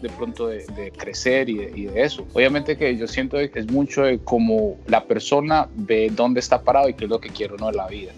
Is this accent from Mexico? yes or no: no; Pereira, Risaralda, Colombia; moved away as an adult; also born or lived in New York, United States; now in United States; me vine de Colombia a finales de los 90 eh, buscando oportunidades, buscando futuro y queriendo crecer como, músico y de Colombia.